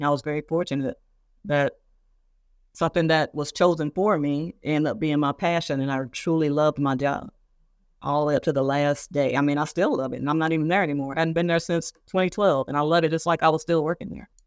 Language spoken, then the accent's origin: English; Moss Point, Mississippi, United States; moved away; my hometown newspaper in Mississippi. Moss Point, Mississippi.